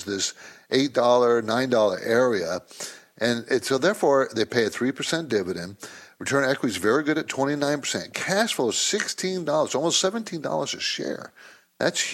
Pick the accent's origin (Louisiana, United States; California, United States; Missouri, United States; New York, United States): California, United States; San Diego; I grew up in San Diego.